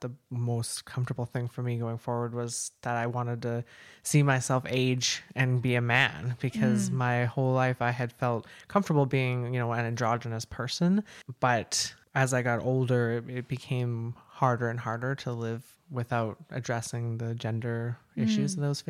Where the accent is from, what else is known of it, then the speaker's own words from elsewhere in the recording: Maple Ridge, British Columbia, Canada; also born or lived in Kelowna; now in Chilliwack, Canada; Maple Ridge. I grew up in Maple Ridge. I moved all over. I even spent some time in Kelowna for a while